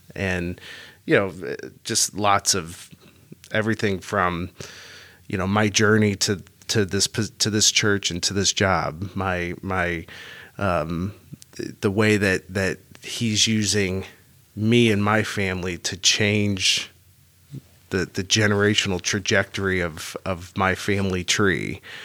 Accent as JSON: {"language": "English", "town": "St. Louis", "region": "Missouri", "country": "United States", "tie": "born or raised there", "said": "I was raised Catholic here in Saint Louis"}